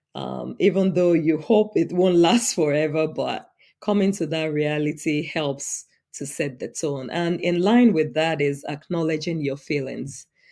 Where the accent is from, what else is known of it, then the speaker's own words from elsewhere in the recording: Nigeria; now in United States; I'm an immigrant in the U S. I was born and raised in Nigeria, but now the United States is my home.